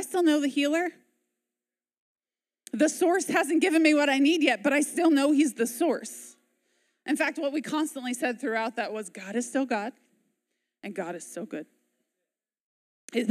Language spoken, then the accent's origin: English; United States; As American